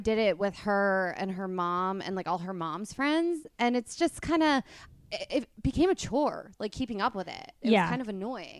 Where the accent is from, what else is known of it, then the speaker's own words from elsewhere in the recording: New Jersey, United States; accent: Jersey; I'm from New Jersey